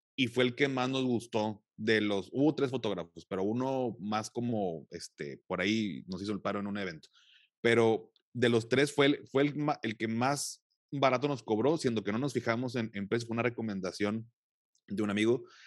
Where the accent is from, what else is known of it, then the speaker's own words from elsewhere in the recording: Mexico; en mi país